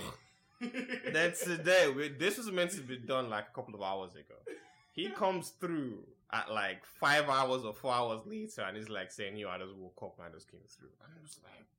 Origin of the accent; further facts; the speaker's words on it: Nigeria; I was born in Nigeria